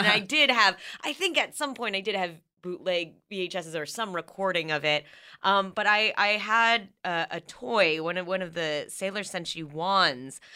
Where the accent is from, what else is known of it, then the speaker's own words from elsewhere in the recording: United States; growing up in a mostly white area. and I got teased for being Asian American